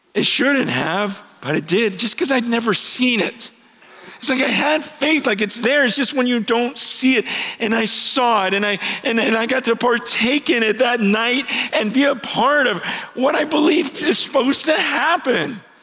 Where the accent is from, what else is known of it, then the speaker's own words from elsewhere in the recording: Stockton, California, United States; also born or lived in San Francisco, California; I grew up um, not far from here, spent most of my early years here